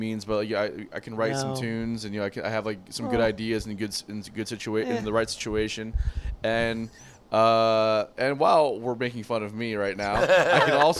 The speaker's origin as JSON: {"language": "English", "region": "South Florida", "country": "United States", "said": "I'm from South Florida, which we don't have a lot of Southern people."}